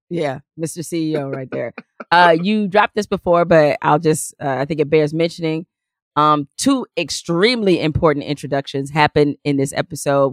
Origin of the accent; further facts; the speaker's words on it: Detroit, Michigan, United States; when I was, uh, growing up in Detroit and, um, we lived on the west side